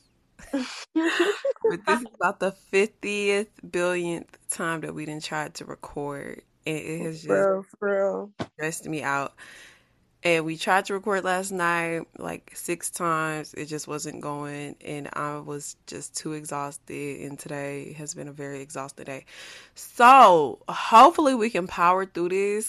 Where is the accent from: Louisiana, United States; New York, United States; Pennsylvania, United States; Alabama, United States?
Louisiana, United States; I'm from Louisiana, so I hear things with an accent